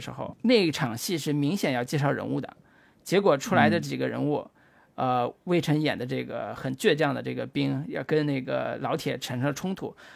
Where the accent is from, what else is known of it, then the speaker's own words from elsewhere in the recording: China; 作为一个中国人吧